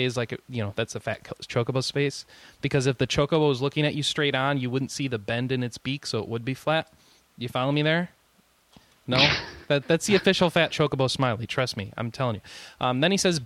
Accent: United States; I'm an American

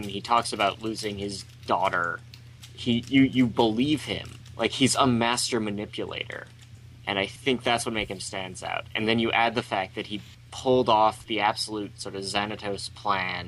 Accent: Canada; I'm Canadian

